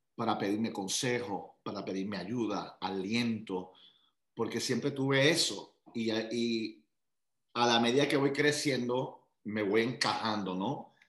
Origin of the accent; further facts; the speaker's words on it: Puerto Rico; also born or lived in Long Island, New York; Nací en New York, en Long Island, y ah, al añito mi familia se muda a Puerto Rico